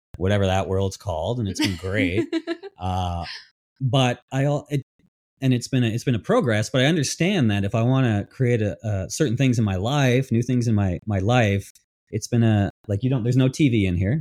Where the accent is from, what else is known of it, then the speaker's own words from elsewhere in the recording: Ontario, Canada; moved away as an adult; now in Vancouver, Canada; I'm I'm from Ontario. I've been here many years